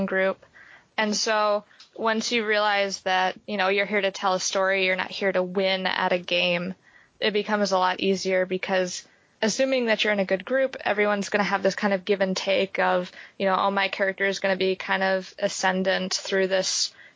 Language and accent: English; East Coast, New York, United States; moved away as an adult; also born or lived in Springfield, Ohio; in high school, I was growing up on the East Coast